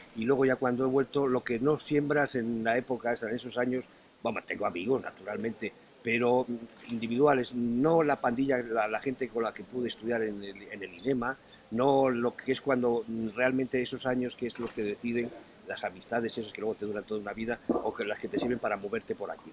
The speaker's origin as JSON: {"language": "Spanish", "town": "Astorga", "region": "Castile and León", "country": "Spain", "said": "lo astorganos que somos los de Astorga"}